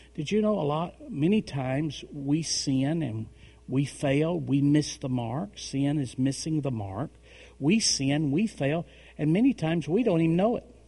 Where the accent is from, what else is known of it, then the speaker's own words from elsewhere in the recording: Tennessee, United States; in Tennessee, we marry them young.